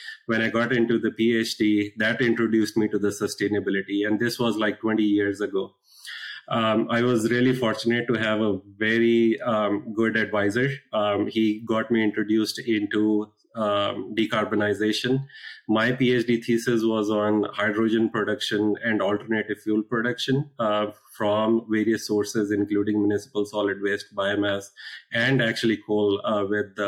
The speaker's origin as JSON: {"language": "English", "country": "India", "tie": "born or raised there", "moved": "as an adult", "lives_now": "United States", "said": "I was born and brought up in India."}